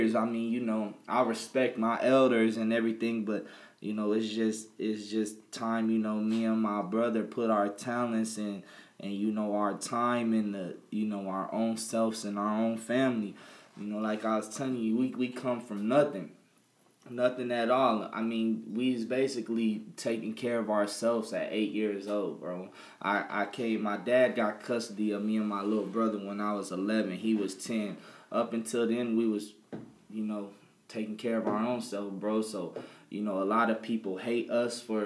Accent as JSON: {"language": "English", "region": "the South", "country": "United States", "moved": "yes", "said": "I'm from the South."}